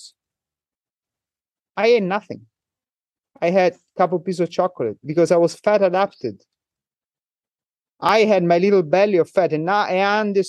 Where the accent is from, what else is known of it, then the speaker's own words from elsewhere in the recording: Italy; English is a second language; moved away as an adult; now in Hong Kong; I'm from Italy